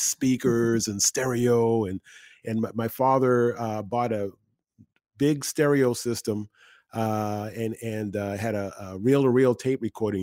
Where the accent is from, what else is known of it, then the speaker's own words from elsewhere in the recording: Boston, Massachusetts, United States; now in Philadelphia, United States; I grew up in Boston